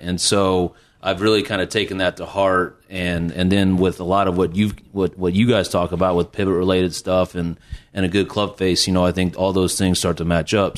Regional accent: Bloomington, Illinois, United States; I'm from Bloomington, Illinois, and it's actually a pretty big golf town

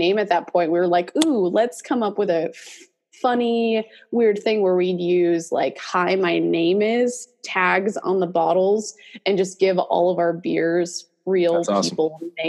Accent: New York, United States; grew up in Western New York, coldest place I've ever lived, though I do love the snow, so it does make me miss it being down here now.

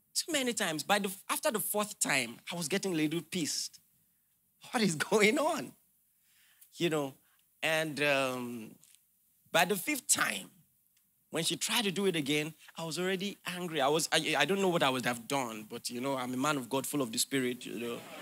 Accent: Nigeria; as a Nigerian

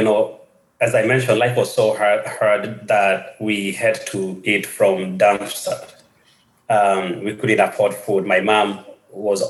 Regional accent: Kenya; moved away; growing up in Kenya was a bit different from the life I have right now or my life after childhood.

